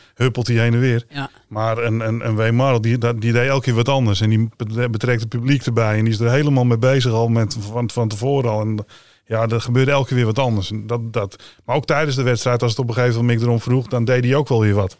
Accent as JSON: {"language": "Dutch", "country": "Netherlands", "said": "als Nederlander"}